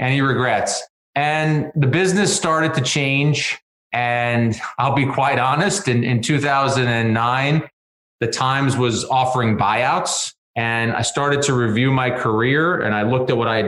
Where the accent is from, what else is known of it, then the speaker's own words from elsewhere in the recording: Jersey City, New Jersey, United States; I grew up in Jersey City